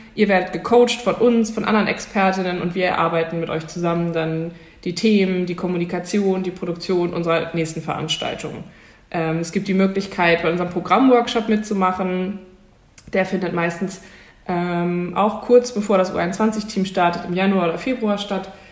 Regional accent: Hamburg, Germany; für mich ganz persönlich als Hamburgerin

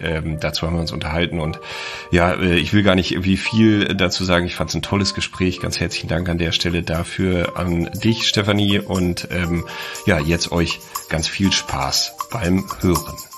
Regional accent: Olpe, North Rhine-Westphalia, Germany; moved away; also born or lived in Freiburg; ich komme ursprünglich aus Olpe

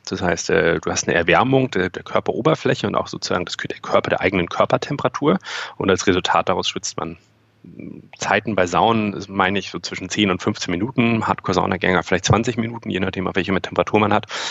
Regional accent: the North, Northern Germany, Germany; wir sind auch im Norden aufgewachsen

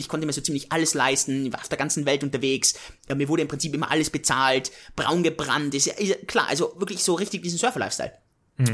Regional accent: Innsbruck, Tyrol, Austria; Ich komme aus Innsbruck, aus den Bergen

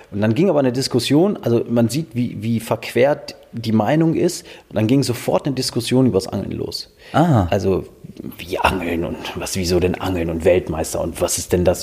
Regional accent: Minden, North Rhine-Westphalia, Germany; Ich komme ja aus Minden und Minden liegt an der Weser

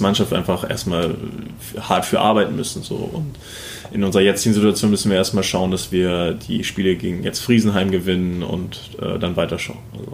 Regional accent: Buxtehude, Lower Saxony, Germany; also born or lived in Kiel; now in Erlangen, Germany; ich bin ja in Buxtehude aufgewachsen

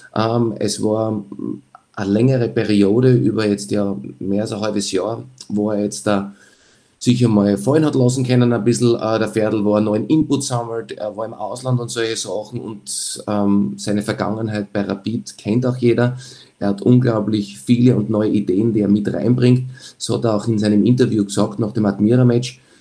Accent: Graz, Styria, Austria; als Grazer

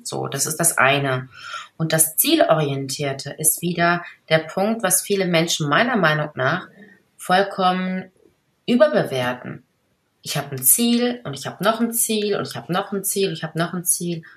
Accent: Ruhr area, North Rhine-Westphalia, Germany; ich komme ja aus dem Pott

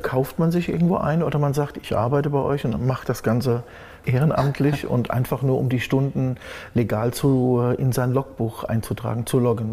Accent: Germany; also born or lived in Ivory Coast; Deutschland ist meine Heimat und ich möchte hier auch leben

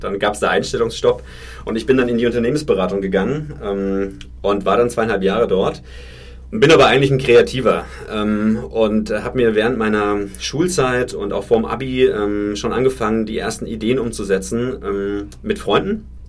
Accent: Franconia, Bavaria, Germany; ich bin tatsächlich ein Kind vom Dorf. Ich komme aus Franken.

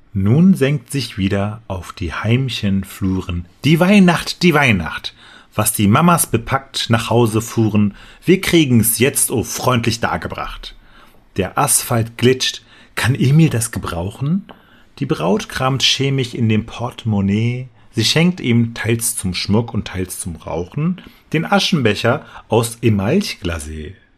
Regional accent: Dortmund, North Rhine-Westphalia, Germany; ich bin in Dortmund aufgewachsen

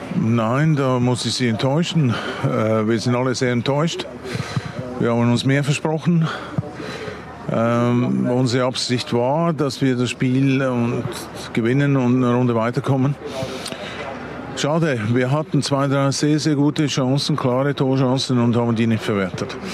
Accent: Berlin, Germany; ich komme aus West-Berlin

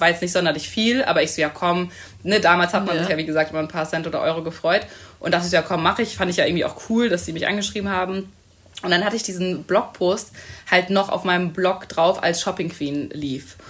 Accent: Hamburg, Germany; moved away as an adult; also born or lived in Munich; Ich komme eigentlich aus Hamburg, bin auch mittlerweile wieder in Hamburg und habe in München studiert

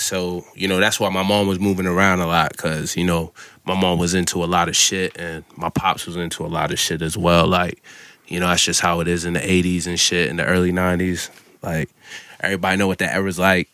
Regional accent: Massachusetts, United States; also born or lived in Falmouth, Massachusetts / Brockton, Massachusetts / Oakdale, Massachusetts / Onset, Massachusetts; I'm from Massachusetts.

